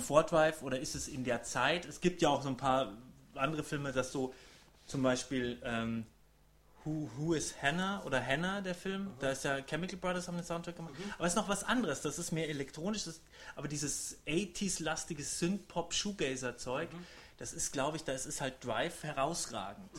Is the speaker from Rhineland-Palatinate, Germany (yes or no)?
no; Rosenheim, Bavaria, Germany; in Rosenheim, da wo ich herkomme